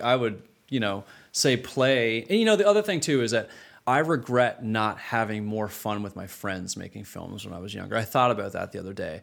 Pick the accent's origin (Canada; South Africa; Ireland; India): Canada; moved away as an adult; growing up in Canada, starting my career in Canada